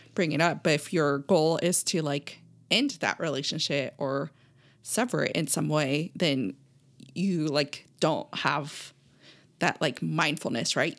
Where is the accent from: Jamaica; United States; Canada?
United States; California; we grew up in California